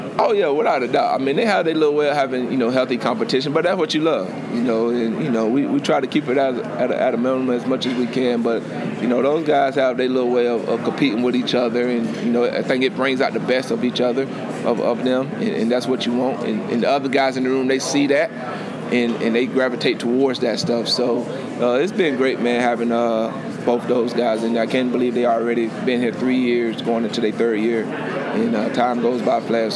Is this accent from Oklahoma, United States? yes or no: no; Lake Butler, Florida, United States; now in Clemson, United States; my hometown, Lake Butler